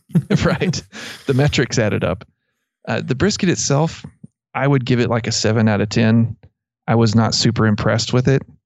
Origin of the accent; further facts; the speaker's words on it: Abilene, Texas, United States; I grew up in around Abilene